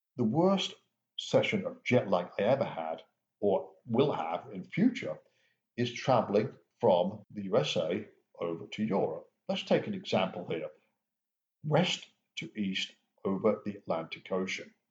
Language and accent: English; England, United Kingdom; Growing up in England